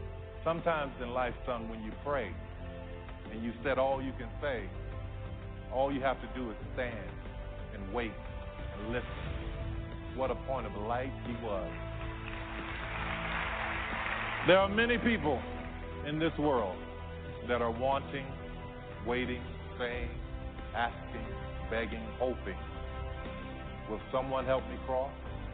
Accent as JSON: {"language": "English", "town": "New Orleans", "region": "Louisiana", "country": "United States", "tie": "born or raised there"}